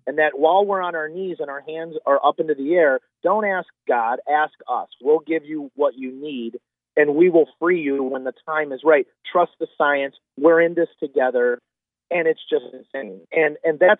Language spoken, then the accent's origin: English; United States; I'm a Christian, and I'm an American